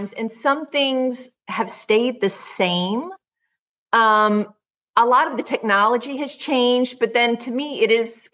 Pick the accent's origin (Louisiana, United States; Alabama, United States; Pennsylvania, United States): Louisiana, United States; Metairie; also born or lived in Northshore (across Lake Pontchartrain), Louisiana; I am originally a Metairie girl.